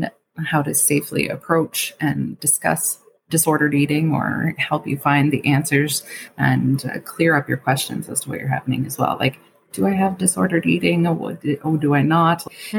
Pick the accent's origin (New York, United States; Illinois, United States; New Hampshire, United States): New York, United States; Queens; Now, I grew up in Queens County, and I know not everybody has those resources.